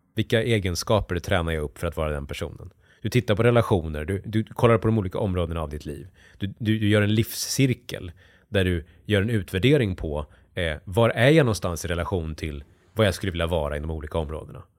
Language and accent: Swedish; near Borlänge, Dalarna County, Sweden; jag växte upp i hockeyomklädningsrum i, i, liksom, i Dalarna och eh, kom från industristad utanför, utanför Bålänge växte jag upp